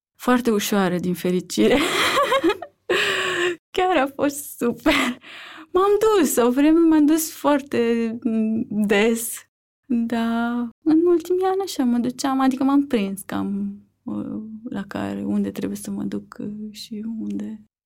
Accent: Vulcana-Pandele, Dâmbovița County, Romania; also born or lived in Târgoviște / Barcelona; Sunt nu din Târgoviște, dar uh, am crescut uh, în Vulcana Pandele, într-un sat lângă Târgoviște, până la 8 ani.

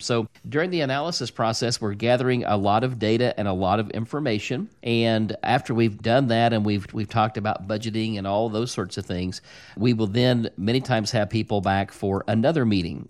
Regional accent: Bradleyville, Missouri, United States; I grew up in Bradleyville, Missouri

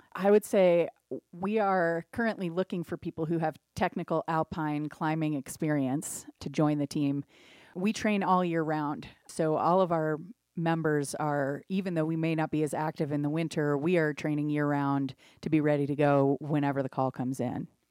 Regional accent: Cincinnati, Ohio, United States; now in Wet Mountain Valley, Colorado, United States; I grew up in Cincinnati, Ohio

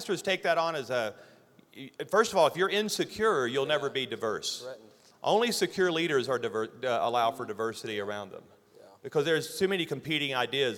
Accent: Louisiana, United States; I'm a redneck from Louisiana.

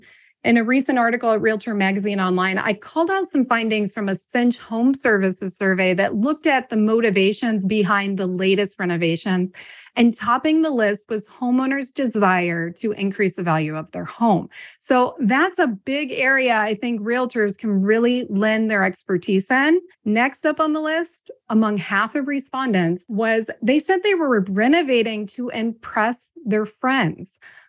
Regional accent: Ohio, United States; also born or lived in Washington, D.C. / Palm Springs, California / Texas; from Washington, D.C. to Palm Springs, California, to Texas, and now Ohio. Ohio's my hometown.

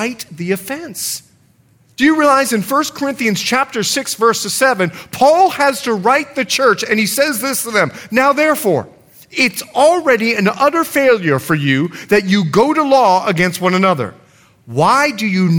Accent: Bahamas; also born or lived in Liberia; now in United States; grew up in the Bahamas where there was a financial crisis

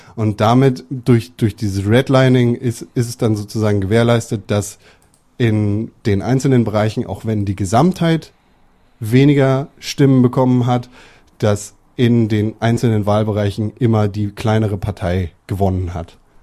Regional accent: Germany; bei uns in Deutschland. Wir sind 82 Millionen

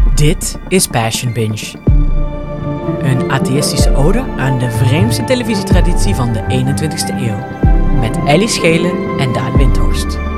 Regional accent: Friesland, Netherlands; Ik ben geboren in Friesland, maar ik kan niet echt Fries.

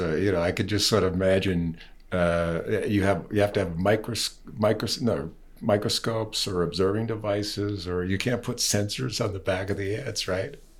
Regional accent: East Coast, United States; also born or lived in California; now in Colorado, United States; having grown up in the East Coast

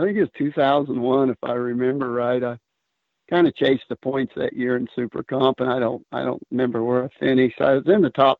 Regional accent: Augusta, Kansas, United States; Well, I grew up in Augusta, Kansas

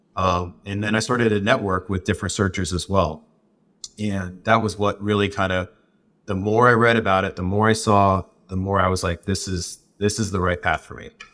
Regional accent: Southwest, United States; where I grew up in the Southwest

